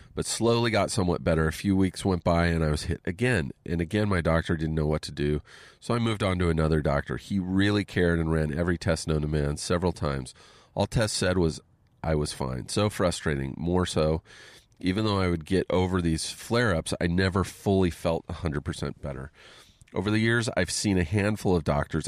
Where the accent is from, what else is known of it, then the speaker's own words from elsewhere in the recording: Southern California, United States; also born or lived in Pennsylvania; I grew up here in Southern California, but I got sent to a military school in Pennsylvania